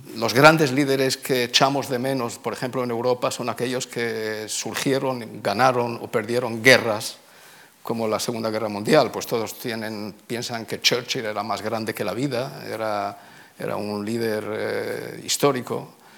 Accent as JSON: {"language": "Spanish", "town": "Tangier", "region": "Tanger-Tetouan-Al Hoceima", "country": "Morocco", "tie": "born or raised there", "also_born_or_lived": "Oxford", "moved": "yes", "lives_now": "Israel", "said": "yo nací, nací en Tánger"}